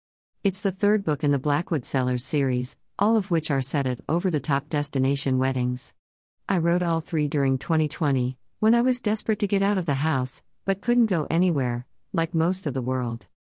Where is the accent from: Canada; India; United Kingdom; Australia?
Canada; British Columbia; also born or lived in Los Angeles, United States; now in Wisconsin, United States; Though I was born in Los Angeles and grew up on Vancouver Island, British Columbia, I currently live in Wisconsin with my family.